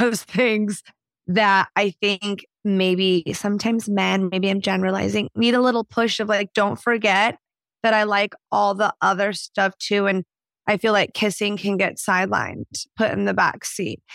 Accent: Houston, Texas, United States; moved away as an adult; also born or lived in Dallas, Texas / Nashville, Tennessee; now in Portland, United States; I was born in Dallas. I grew up in Houston, Texas.

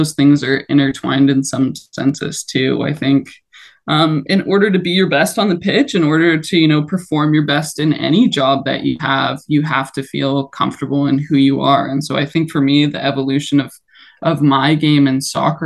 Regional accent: Toronto, Ontario, Canada; in my hometown, like playing in BMO Stadium

